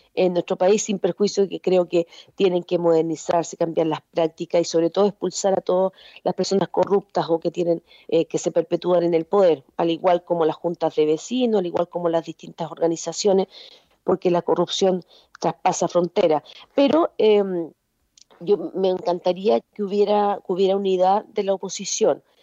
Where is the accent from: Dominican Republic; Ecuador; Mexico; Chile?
Chile; also born or lived in Spain; estudié en la Universidad de Chile, después me hice mi doctorado con beca fuera de Chile